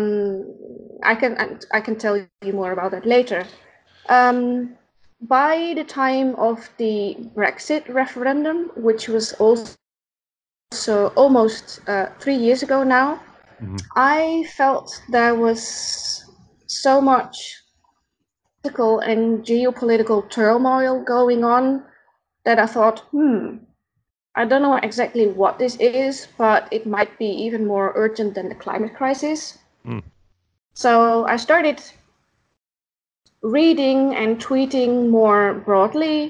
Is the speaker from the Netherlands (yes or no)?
yes; Netherlands; first language Dutch; English is a second language; moved away as an adult; now in Brussels, Belgium; I'm not a native English speaker. So if sometimes I'm looking for words, that's probably because my native language is Dutch, because I'm from the Netherlands originally.